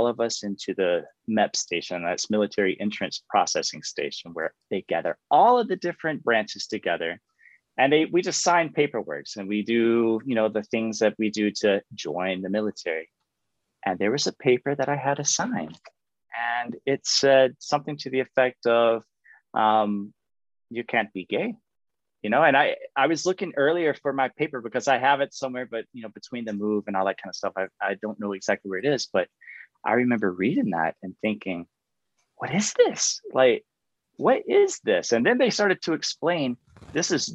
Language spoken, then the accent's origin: English; Florida, United States; accent: Southern; moved away as an adult; also born or lived in Nebraska / Colorado; now in Spain; I grew up in Florida. And so sometimes you may hear my real Southern roots come out.